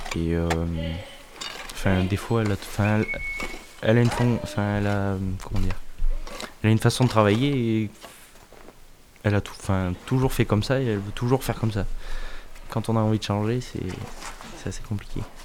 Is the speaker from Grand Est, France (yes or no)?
no; Clermont-Ferrand, Auvergne-Rhône-Alpes, France; now in Brion, France; Je suis né à Clermont-Ferrand et j'habite à Brion, commune de campagne.